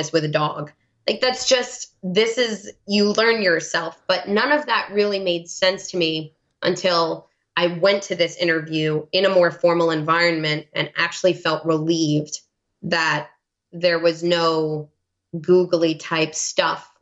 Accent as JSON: {"language": "English", "region": "New York", "country": "United States", "accent": "New York", "moved": "yes", "lives_now": "New England, United States", "said": "I would start talking in my New York accent"}